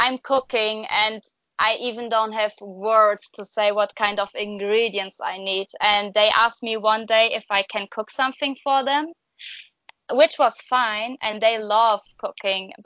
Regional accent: Germany; moved away as an adult; also born or lived in New Zealand; I go back to Germany, to the place where I used to live

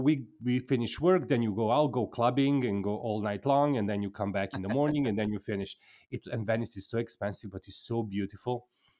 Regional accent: Mexico; And then I'm from Mexico.

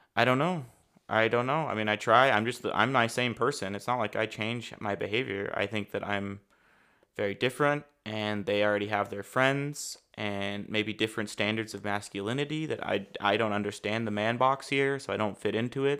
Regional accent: United States; moved away as an adult; now in Germany; I am from the States

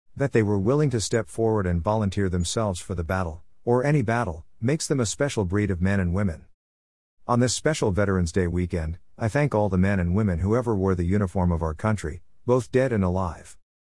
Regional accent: Tullahoma, Tennessee, United States; In my hometown of Tullahoma

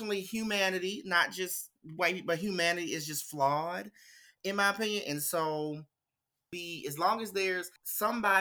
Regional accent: the South, United States; me growing up in the South

